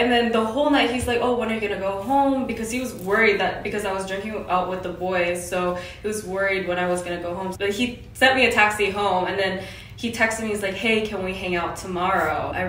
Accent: Canada; moved away as an adult; also born or lived in Korea; now in South Korea; I was born in Korea as well, but I moved to Canada in grade two in Korea. And then I've been in Canada ever since.

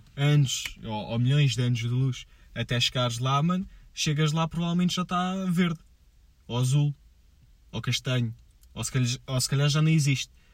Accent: Portugal; eu sou português

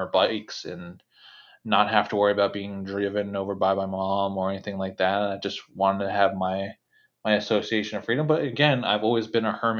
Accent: New Jersey, United States; where I grew up in New Jersey

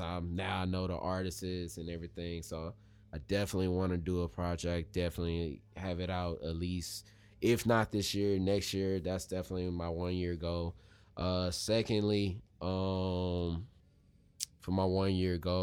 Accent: Missouri City, Texas, United States; when I was growing up in Missouri City

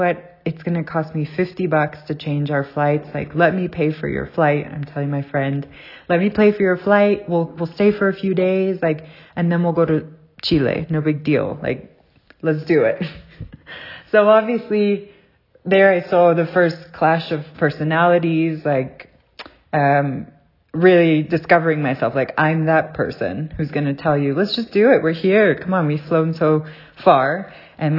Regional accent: South Africa; moved away; also born or lived in Southern California; I grew up in South Africa

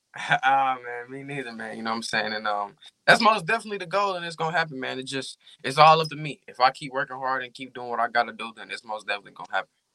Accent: Arkansas, United States; I'm from Arkansas, and I've been rapping since the age of six.

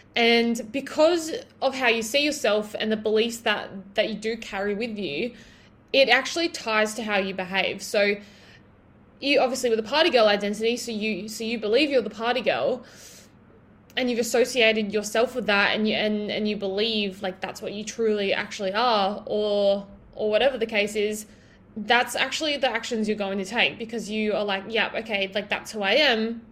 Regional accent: Broken Hill, New South Wales, Australia; living in my hometown so if you guys don't already know i'm from broken hill in new south wales

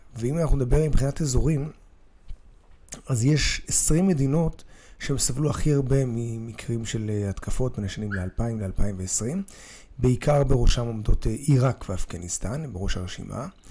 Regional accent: Israel

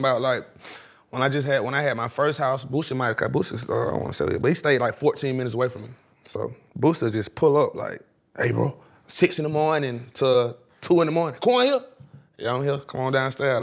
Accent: Atlanta, Georgia, United States; I'm from East Atlanta

